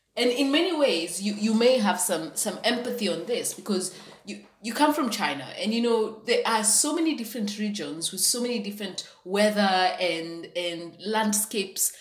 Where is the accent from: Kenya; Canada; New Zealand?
Kenya; Kitale, Trans-Nzoia County; English is a second language; moved away as an adult; also born or lived in Nairobi; now in London, United Kingdom; I also grew up for many years in Western Kenya in a town called Kitale